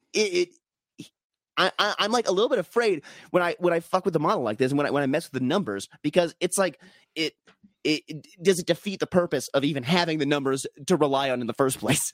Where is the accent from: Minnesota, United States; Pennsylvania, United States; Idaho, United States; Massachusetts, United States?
Minnesota, United States; as a Minnesotan